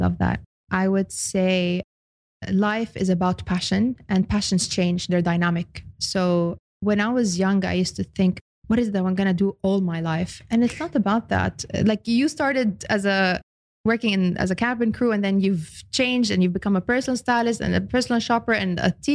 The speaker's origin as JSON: {"language": "English", "country": "Australia", "also_born_or_lived": "Lebanon", "moved": "yes", "lives_now": "United Arab Emirates", "said": "I'm Lebanese Australian."}